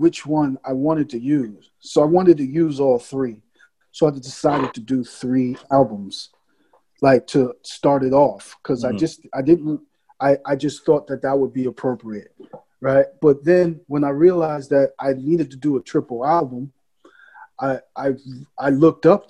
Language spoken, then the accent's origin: English; New York City, New York, United States; I was born in the Bronx in the 70s